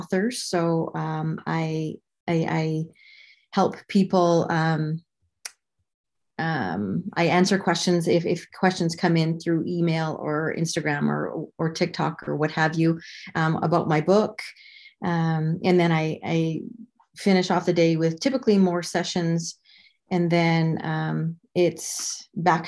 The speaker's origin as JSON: {"language": "English", "country": "Canada", "tie": "born or raised there", "moved": "as an adult", "lives_now": "Arizona, United States", "said": "I'm originally from Canada."}